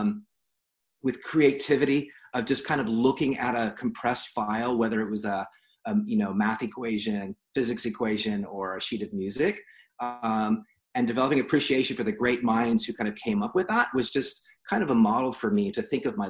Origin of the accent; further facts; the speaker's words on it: San Diego, California, United States; also born or lived in Los Angeles; I was born in San Diego and was educated in San Diego through high school